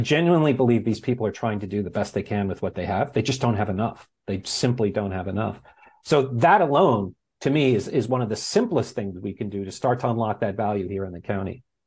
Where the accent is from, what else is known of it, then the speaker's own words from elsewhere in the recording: New York, United States; moved away as an adult; also born or lived in Los Angeles; now in Santa Ynez Valley, United States; I'm a product of New York public schools